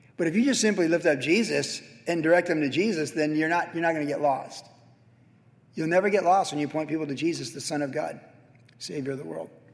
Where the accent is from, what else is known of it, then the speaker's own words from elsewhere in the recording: Carlsbad, California, United States; Danny Yarbrough was my best friend growing up in Carlsbad.